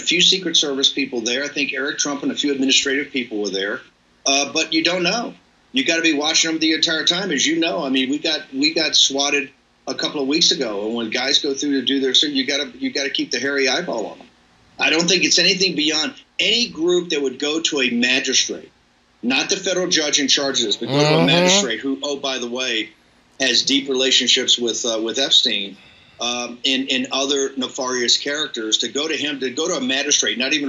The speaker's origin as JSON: {"language": "English", "town": "Richmond", "country": "United States", "tie": "born or raised there", "said": "as a kid growing up, as an Irish Catholic kid in Richmond."}